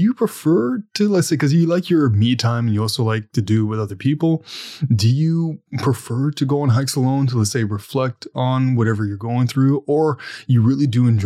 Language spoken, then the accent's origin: English; Ontario, Canada; I'm from Ontario